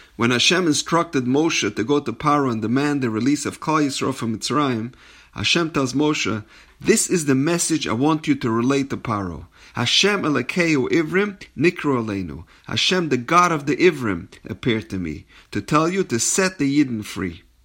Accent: Los Angeles, California, United States; I'm from a place called Los Angeles

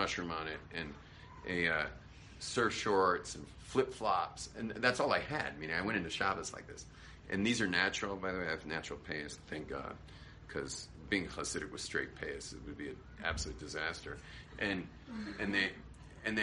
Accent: California, United States; I was a surfer from California.

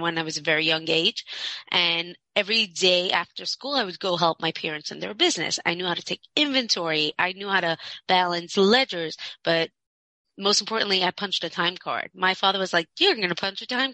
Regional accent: Monsey, New York, United States; I grew up in Muncie, very from ultra-Orthodox community, Hasidic

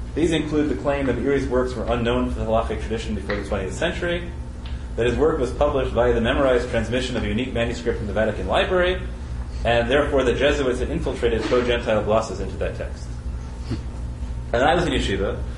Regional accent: United States; I'm an American

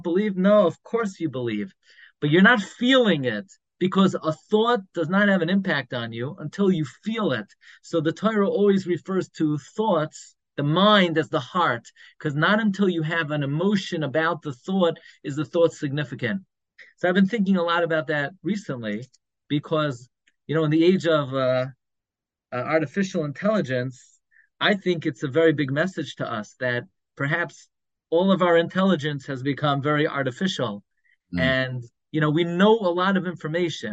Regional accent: New York City, New York, United States; now in Five Towns (Cedarhurst), United States; When I grew up in Flatbush, I grew up on M and 31st

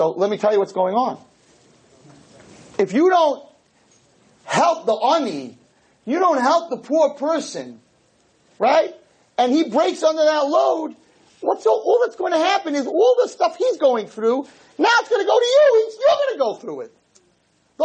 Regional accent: United States; I'm an American too

